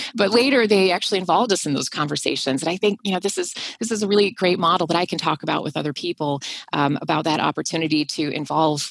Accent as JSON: {"language": "English", "town": "Minneapolis", "region": "Minnesota", "country": "United States", "tie": "born or raised there", "said": "if my accent doesn't give me away, I am from Minnesota, and I grew up in the suburbs of Minneapolis"}